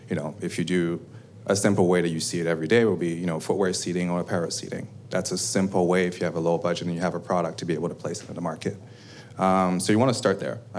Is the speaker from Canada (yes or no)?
yes; Canada; We're Canadian, we're all proud of being Canadian, and we were Canadian.